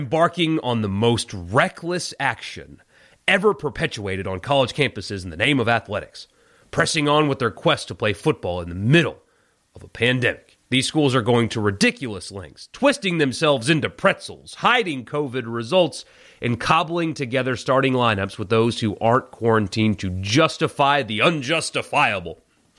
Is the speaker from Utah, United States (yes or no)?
no; Ohio, United States; When I was growing up in Ohio, right on the Michigan border, we went to Michigan games on fall Saturday afternoons